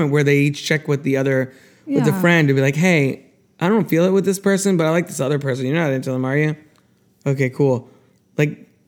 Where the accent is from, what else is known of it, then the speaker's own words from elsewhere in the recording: New Jersey, United States; Well, I'm from New Jersey too.